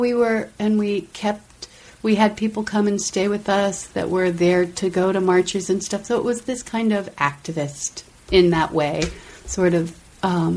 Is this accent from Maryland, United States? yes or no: yes; Silver Spring, Maryland, United States; I'm from Washington, D.C. Well, actually, the Maryland suburbs, right outside the city.